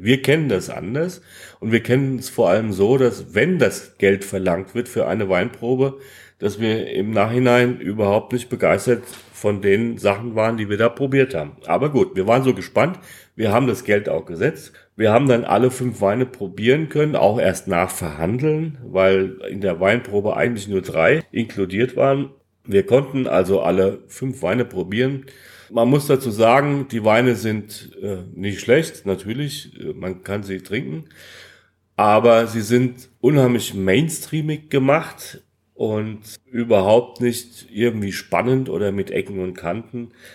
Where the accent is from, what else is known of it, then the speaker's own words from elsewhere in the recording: Hesse, Germany; als Hesse